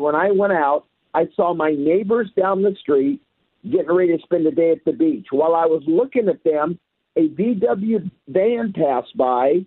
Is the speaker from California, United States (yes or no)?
yes; East County, California, United States; moved away as an adult; now in Oceanside, United States; growing up in East County. Went to Grossmont High School